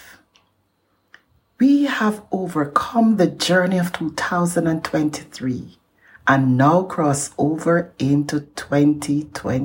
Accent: Jamaica; moved away; my home country in Jamaica

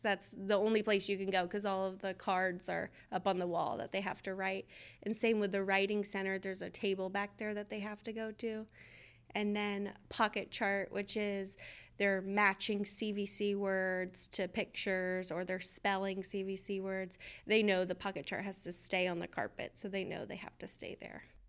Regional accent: Georgia, United States; I'm from Georgia

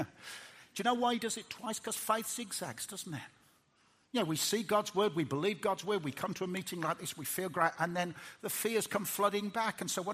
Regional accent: Birmingham, West Midlands, United Kingdom; I'm a Brummie, and Brummies don't cry very much, and that's what I was taught as a lad

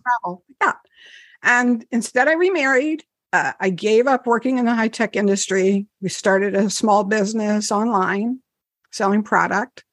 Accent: New Jersey, United States; I'm from New Jersey.

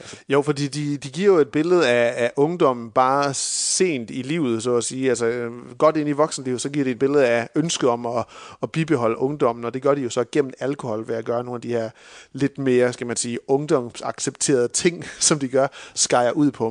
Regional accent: Denmark; som danskere

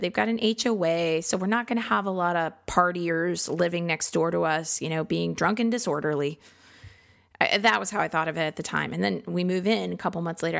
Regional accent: Midwest, United States; now in Austin, United States; I grew up in the Midwest

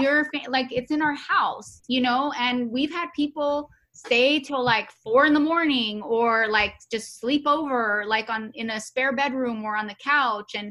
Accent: Los Angeles, California, United States; moved away as an adult; now in Georgia, United States; we grew up in Los Angeles where everybody's Hispanic.

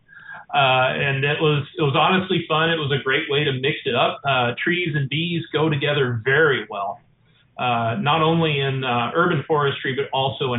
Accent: Eastern Kentucky, United States; moved away as an adult; now in Fairhope, United States; I'm actually an Eastern Kentuckian. I'm from the Appalachian Mountains in the coal mining land. Grew up, of course, with big gardens and bees and forests and coal mines.

